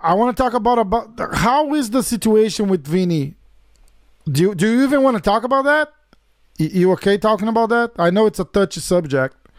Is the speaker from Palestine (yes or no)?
no; São Paulo, Brazil; I'm from São Paulo